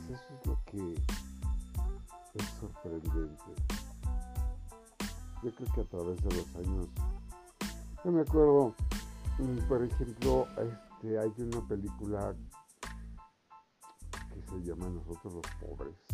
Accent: Mexico; me gustaría mucho hablar de mi pueblo mexicano

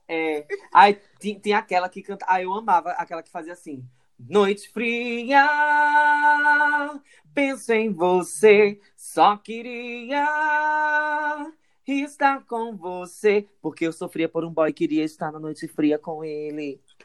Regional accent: Caruaru, Pernambuco, Brazil; a gente é de Caruaru

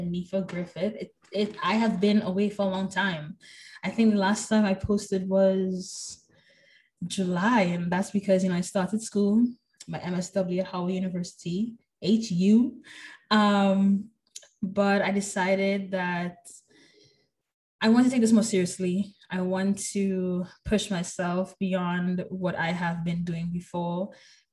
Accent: Trinidad & Tobago; moved away as an adult; now in United States; I was born in Trinidad

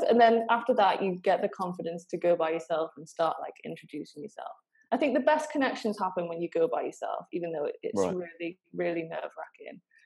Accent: Altrincham, North West England, United Kingdom; also born or lived in Manchester; I think I'm technically from Cheshire, which is like Altrincham area.

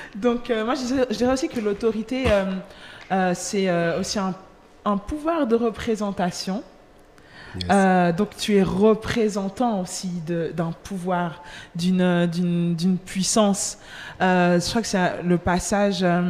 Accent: Geneva, Switzerland; nigériane, angolaise d'origine, née à mhm. Genève.

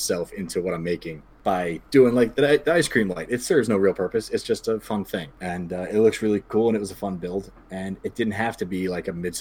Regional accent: Yonkers, New York, United States; now in Beacon, United States; I grew up in Yonkers, which is just outside of New York City. So I've been here kind of my whole life.

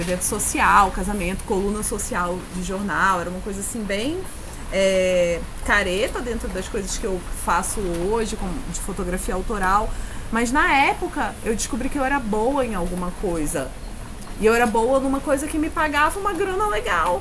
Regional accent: Pará, Brazil; also born or lived in Urucará, Amazonas; now in Rio de Janeiro, Brazil; dividida entre ser paraense, que é onde eu fui criada, onde eu vivi a maior parte do tempo

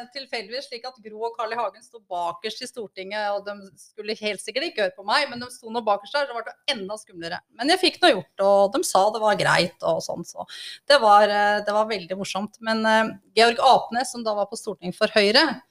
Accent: Engerdal, Innlandet, Norway; Jeg, jeg kommer fra Engerdalen, ei lita, lita bygd oppe i Hedmark eller Innlandet.

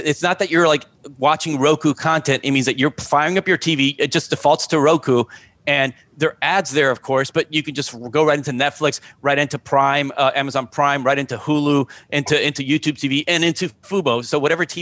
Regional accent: Miami, Florida, United States; also born or lived in New Jersey; I wasn't born in Miami. I was born in New Jersey, but I've been in Miami since I was five

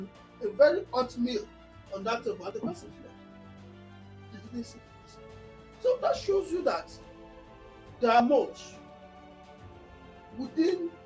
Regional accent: Nigeria; as Nigerians

